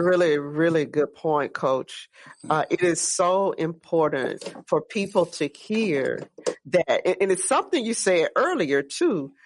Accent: Gretna, Louisiana, United States; I'm from the West Bank over in Gretna, Marrero

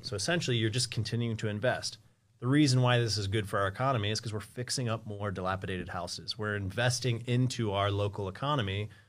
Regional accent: Columbus, Ohio, United States; also born or lived in Springfield, Ohio; I'm from Columbus.

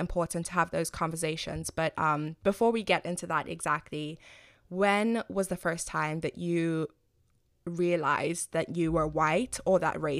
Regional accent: Zimbabwe; moved away as an adult; now in United States; I was raised in Zimbabwe, I'm not American

